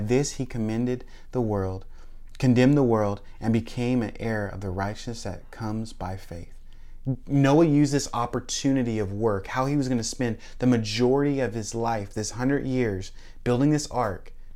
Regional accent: Tacoma, Washington, United States; moved away as an adult; now in Florida, United States; I grew up in Tacoma, Lakewood

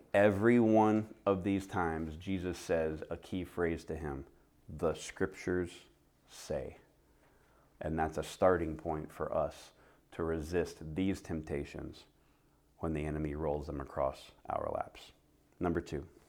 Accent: the South, United States; now in Phoenix, United States; I'm from the South

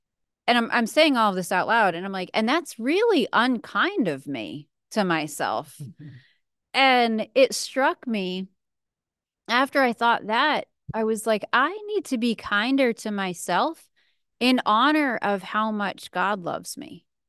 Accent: New England, United States; So I'm from New England originally, and so I love snow. I love the winter.

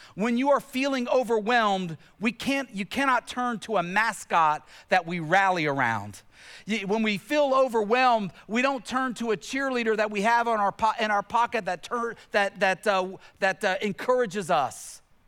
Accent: Tennessee, United States; I grew up in Tennessee, where I grew up in Tennessee

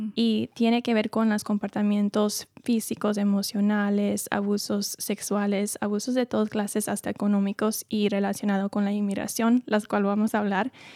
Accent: New York, United States; moved away as an adult; now in California, United States; Yo vengo de Nueva York y viví siempre ahí antes de mudarme a California para estudiar la psicología clínica

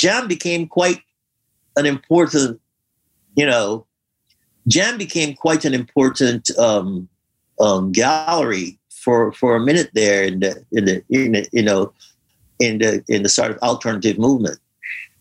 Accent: Guyana; also born or lived in Newark, New Jersey; now in United States; the cultural experience that we had growing up in Guyana

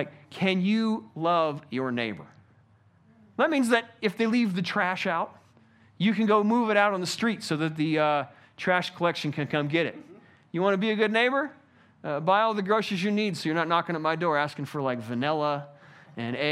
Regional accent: United States; I personally love being an American

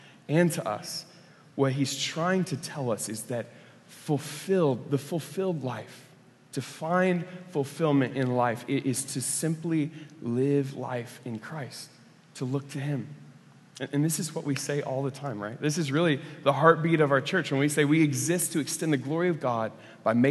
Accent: Oklahoma, United States; I grew up in Oklahoma

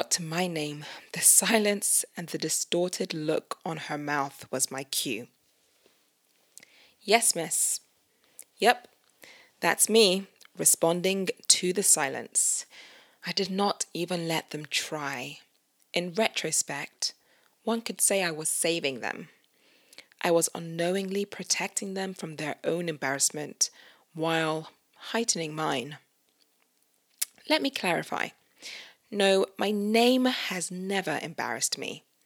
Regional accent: United Kingdom; Me being a Nigerian Brit

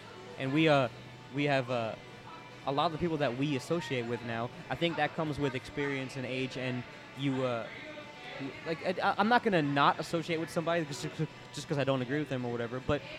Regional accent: Florida, United States; Like, I moved here by myself from Florida, and I got my friends back home.

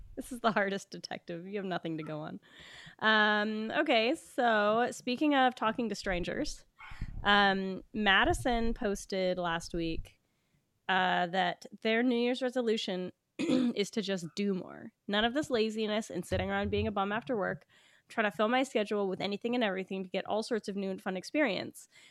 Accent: West Coast of Canada, Canada; now in Toronto, Canada; I'm from the West Coast

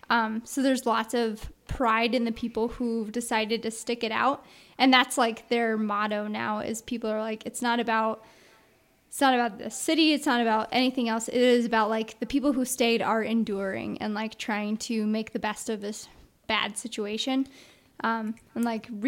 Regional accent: Kansas City, Missouri, United States; moved away; Kansas City. And so now it has slowly been getting a lot better.

